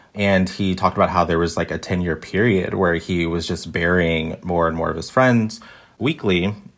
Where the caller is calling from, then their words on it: Sydney, New South Wales, Australia; I'm calling in from Sydney, Australia